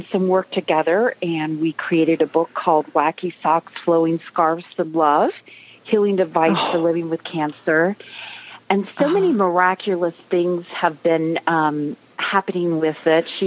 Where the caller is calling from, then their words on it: North Carolina, United States; I'm uh, I'm calling from the Blue Ridge Mountains in North Carolina.